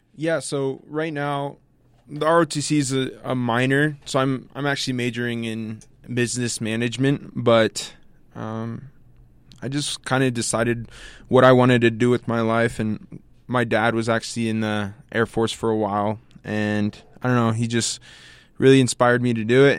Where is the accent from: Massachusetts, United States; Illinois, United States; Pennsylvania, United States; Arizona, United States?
Arizona, United States; Tucson; moved away as an adult; now in Logan, United States; I'm from Tucson, Arizona